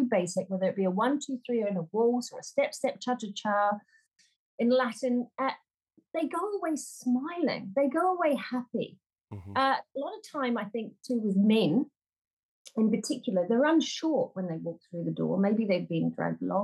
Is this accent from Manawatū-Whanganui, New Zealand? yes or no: no; Auckland, New Zealand; moved away as an adult; also born or lived in England; I'm from New Zealand, originally Auckland, New Zealand